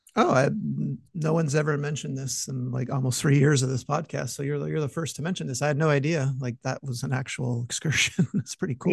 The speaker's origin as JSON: {"language": "English", "town": "Montreal", "region": "Quebec", "country": "Canada", "said": "I'm from Montreal"}